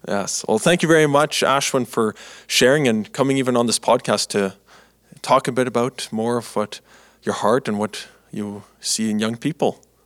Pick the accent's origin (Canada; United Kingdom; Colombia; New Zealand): Canada; I've been growing up in Canada here my life when I was younger